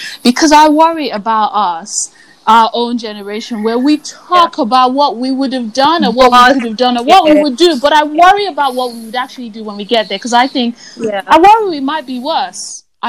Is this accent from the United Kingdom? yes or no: no; Nigeria; They punish you for being alive. Yeah. That's just what being Nigerian is about.